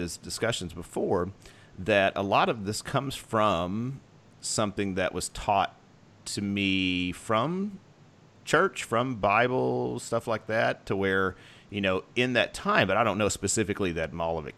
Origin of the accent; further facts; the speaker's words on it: United States; where we come from as as American